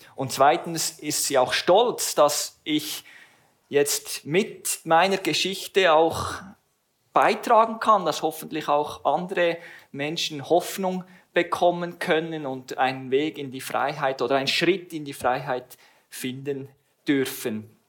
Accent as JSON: {"language": "German", "town": "Langenthal", "region": "Bern", "country": "Switzerland", "tie": "born or raised there", "said": "ich wurde in Langenthal geboren und habe dort auch den größten Teil meiner Teenager- und jungen Erwachsenenjahre verbracht"}